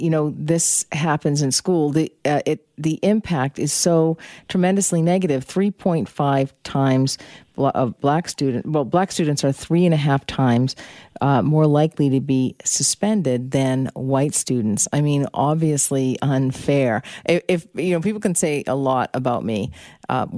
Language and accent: English; Boston, Massachusetts, United States; moved away; I'm from Boston originally